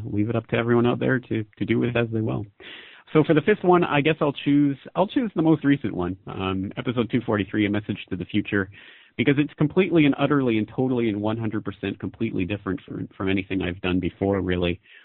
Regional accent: Canada; moved away as an adult; now in Japan; I'm a Canadian citizen who's living in Japan.

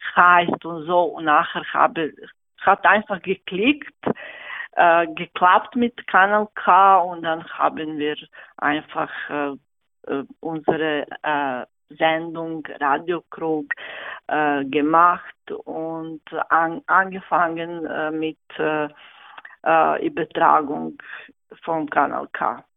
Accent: Serbia; German is a second language; moved away as an adult; now in Thalwil, Switzerland; ich komme aus Serbien

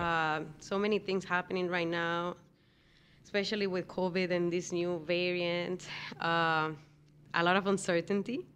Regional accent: Dominican Republic; moved away; I'm from the Dominican Republic

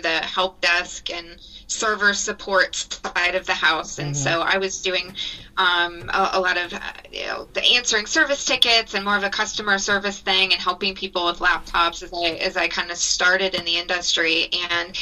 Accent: Ohio, United States; I've lived in different parts of Ohio for the majority of my life, so very much a Midwesterner

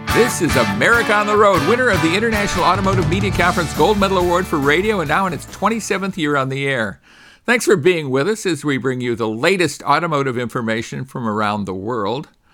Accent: California, United States; my home state

